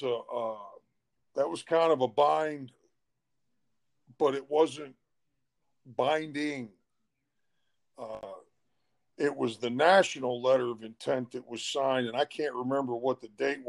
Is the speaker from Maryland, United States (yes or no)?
yes; Catonsville, Maryland, United States; I'm originally from Baltimore, Maryland, little suburb called Catonsville. And I grew up there